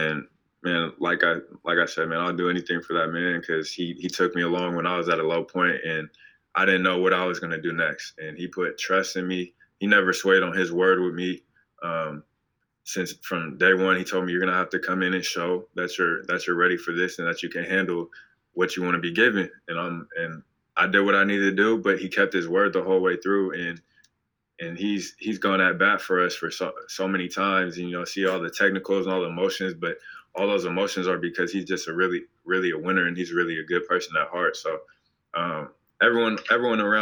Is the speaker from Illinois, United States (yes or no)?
no; Portland, Oregon, United States; moved away; growing up in Portland